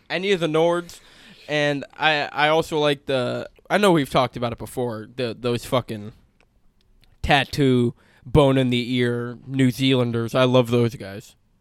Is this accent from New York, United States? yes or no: no; California, United States; we're from California. The ethnicity, at least where we grew up and where I currently live